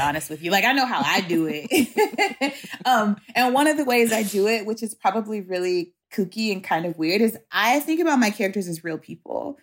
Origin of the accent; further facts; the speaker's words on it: Shreveport, Louisiana, United States; my hometown, which is Shreveport, Louisiana